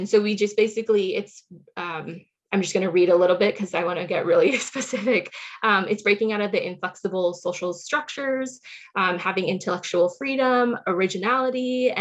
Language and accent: English; Silicon Valley, California, United States; I grew up in the Silicon Valley in California